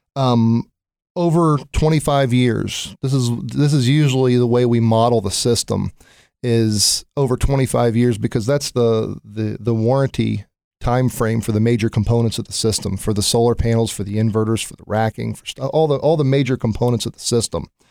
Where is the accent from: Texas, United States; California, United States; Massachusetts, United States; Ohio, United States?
Ohio, United States; Newark; also born or lived in Cincinnati, Ohio; I'm from Newark, Ohio